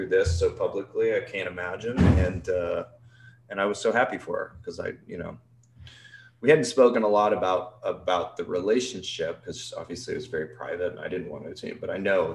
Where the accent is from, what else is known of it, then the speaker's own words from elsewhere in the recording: Canada; moved away; also born or lived in England; I'm Canadian, so I was an international student.